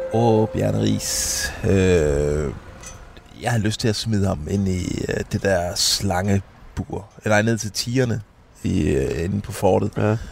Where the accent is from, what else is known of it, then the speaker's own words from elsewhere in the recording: Denmark; vi er fra Danmark